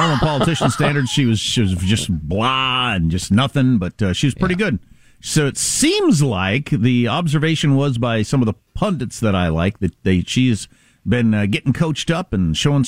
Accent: United States; I'm an American. I live in the United States.

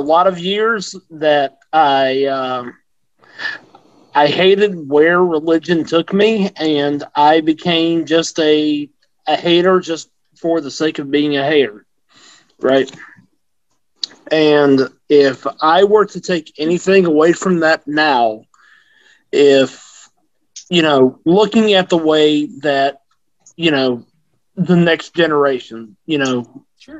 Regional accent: the South, United States; I grew up in the South

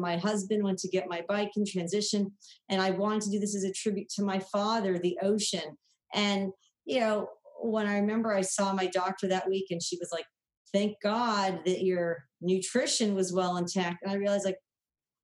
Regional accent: Southern California, United States; growing up in Southern California, I never swam in the ocean.

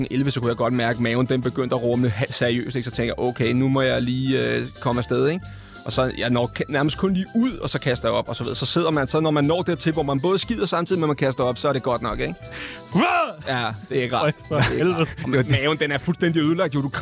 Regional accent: Capital Region of Denmark, Denmark; folk køber ind i, at jeg er fra Vestegnen, jeg har en bestemt accent, jeg siger nogle bestemte ting

